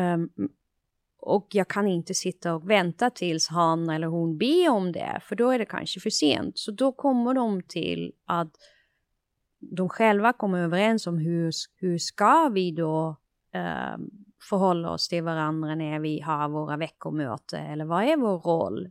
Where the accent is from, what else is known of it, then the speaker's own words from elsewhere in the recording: Netherlands; Swedish is a second language; moved away as an adult; now in Sweden; jag är, kommer från Nederländerna